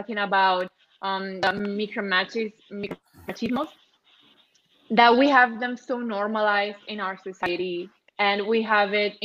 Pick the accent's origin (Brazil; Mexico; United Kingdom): Mexico; Chihuahua; I come from Chihuahua